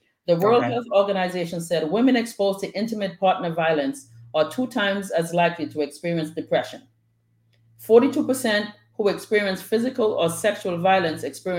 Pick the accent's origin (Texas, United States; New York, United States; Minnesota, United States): New York, United States; Bronx; My sister Lisa and I were talking the other day about just growing up in the Bronx